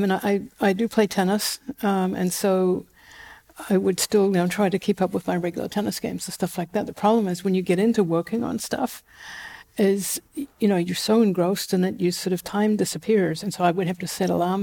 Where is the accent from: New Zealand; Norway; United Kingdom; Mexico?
New Zealand; Auckland; accent: Kiwi; moved away as an adult; now in California, United States; I grew up in Auckland